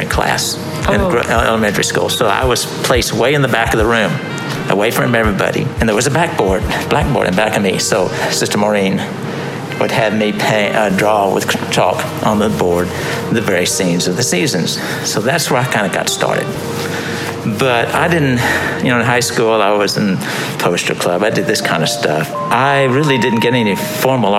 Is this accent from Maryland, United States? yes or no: no; Houston, Texas, United States; also born or lived in El Paso, Texas / Washington, D.C.; I grew up in Houston, Texas